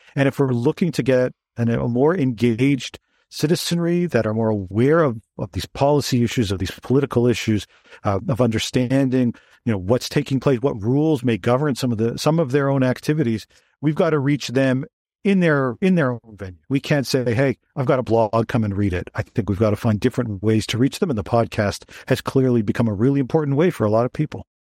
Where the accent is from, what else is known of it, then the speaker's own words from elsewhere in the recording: Toronto, Ontario, Canada; I'm from Toronto originally